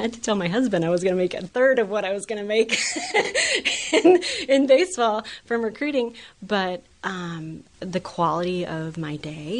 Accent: Permian Basin, West Texas, United States; moved away as an adult; now in Florida, United States; I grew up in the Permian Basin

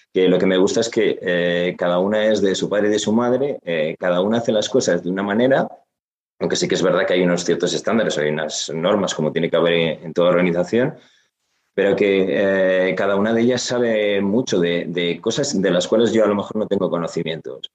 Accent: Gijón, Asturias, Spain; yo que soy asturiano, que soy de Gijón

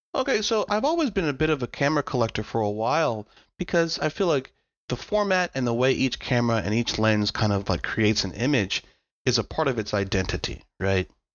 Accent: United States; I was a dude from America.

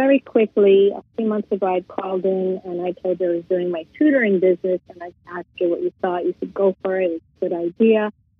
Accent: United States; I'm an American and gringa speaking it.

